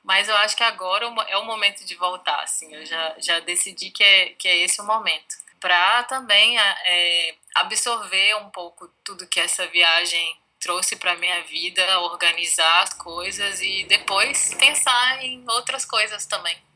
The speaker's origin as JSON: {"language": "Portuguese", "town": "Itabira", "region": "Minas Gerais", "country": "Brazil", "tie": "born or raised there", "said": "Itabira, que é a cidade dos meus pais, onde eu nasci"}